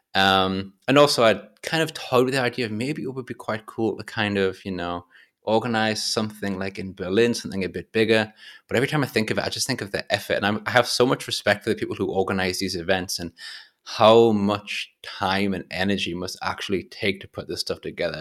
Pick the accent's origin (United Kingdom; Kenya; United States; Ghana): United Kingdom; England; I'm English